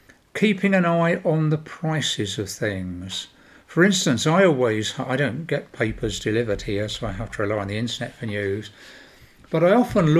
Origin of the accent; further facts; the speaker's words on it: United Kingdom; I am British